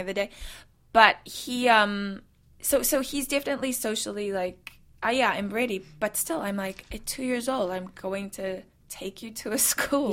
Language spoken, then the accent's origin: English; South Africa; also born or lived in New Zealand; now in United States; I, I, come from someone who was born and raised in South Africa and then moved to New Zealand